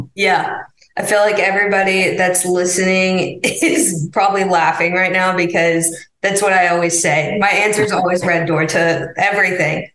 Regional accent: Missouri, United States; moved away; I'm from Missouri

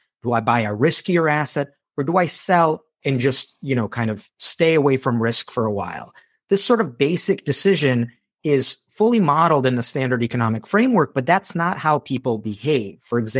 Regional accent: Moldova; moved away; I'm a war refugee. So when I came from Moldova, it was because there was a civil war that broke out there.

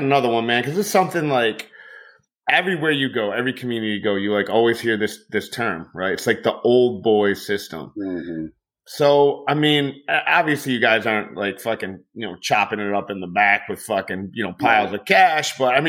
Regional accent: Detroit, Michigan, United States; moved away as an adult; now in Florida, United States; I'm from Detroit, man. I never met Mr. Detroit.

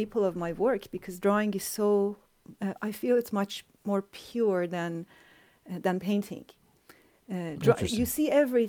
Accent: Iran; now in Canada; like I came from Iran to Canada.

